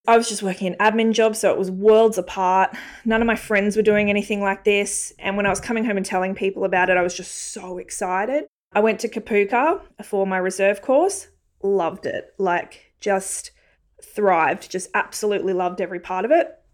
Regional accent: Brisbane, Queensland, Australia; I'm actually Brisbane born and bred

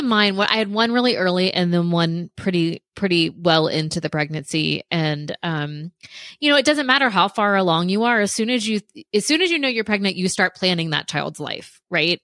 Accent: Central Florida, United States; also born or lived in Gainesville, Florida; I'm from Central Florida, like right in between Tampa and Orlando. So I was born and raised there

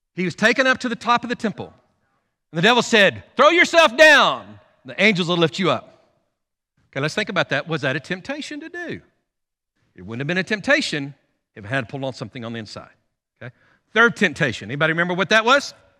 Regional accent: United States; as American Christians

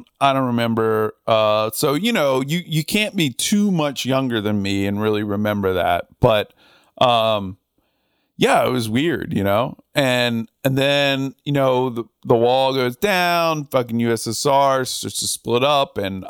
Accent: Northern United States, United States; now in Southern United States; I mean, I'm from the North, you know, I mean, I don't have some like affinity for the Confederacy or whatever. But, you know, I live in the South and I like the South and I've been here a while.

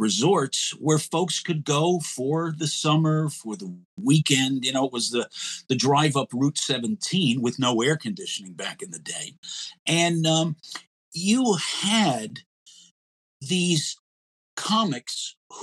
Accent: Hawthorne, New Jersey, United States; I grew up in Hawthorne, New Jersey, which is not that far away from Manhattan

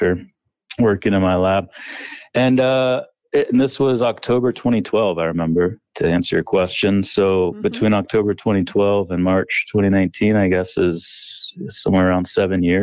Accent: Northeast Ohio, United States; I grew up in Northeast Ohio

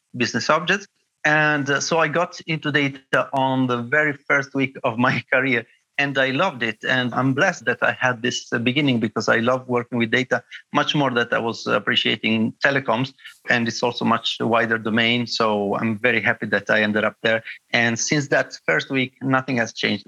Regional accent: Bologna, Emilia-Romagna, Italy; I studied at the University of Bologna, my hometown

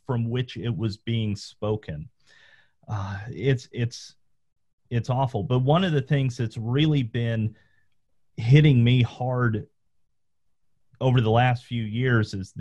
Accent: Southern Appalachia, Northeast Georgia, United States; I grew up in Northeast Georgia in the mountains of Southern Appalachia

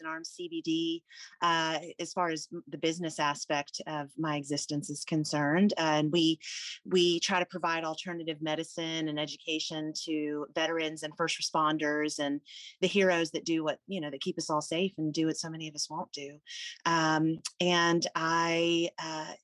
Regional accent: Houston, Texas, United States; also born or lived in Alabama; I was born in Alabama. My mother's from Texas and my father's from North Dakota. So none of us are from Alabama, but they just happened to be working there when I was born. And I spent my first 7 years there. My dad was transferred to the Houston area when I was 7. So I've been here ever since

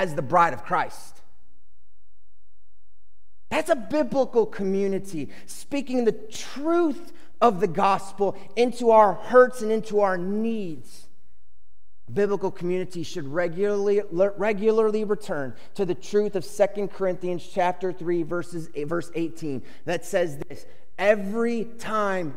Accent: Chicago, Illinois, United States; I grew up in Chicago where there are two baseball teams, Cubs and White Sox.

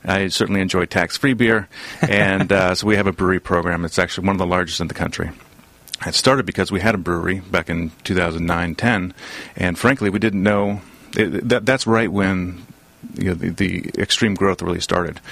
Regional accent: Southern California, United States; also born or lived in Boston; I was born and raised here in Southern California

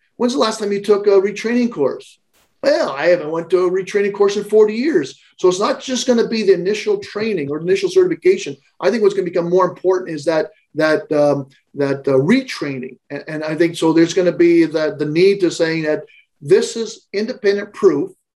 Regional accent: Canada; I'm a Canadian.

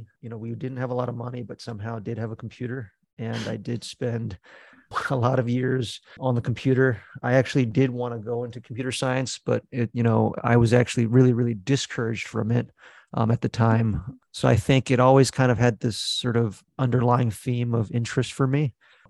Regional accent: New Jersey, United States; also born or lived in Beijing, China / Philadelphia; So I guess I was born in Beijing, but we kind of moved to Philly as my first place. And then kind of all the suburbs of Philly, like Abington, Audubon, all those kind of like right outside of Philly suburbs. But I would say I'm mostly from New Jersey

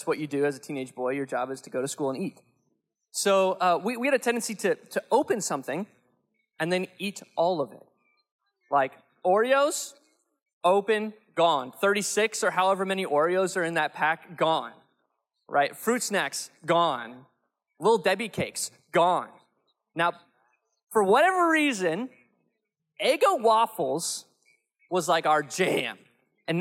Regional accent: Cincinnati, Ohio, United States; moved away; I grew up in Cincinnati

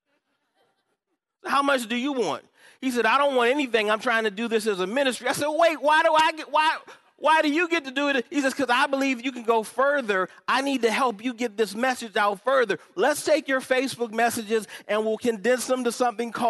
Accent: Upper Marlboro, Maryland, United States; I'm from Upper Marlboro, Maryland

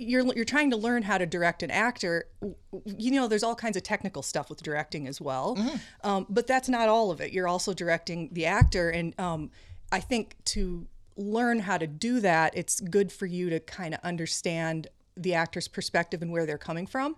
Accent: Iowa, United States; moved away as an adult; also born or lived in Marion, Iowa / Cedar Rapids, Iowa; now in Minnesota, United States; I grew up in Iowa

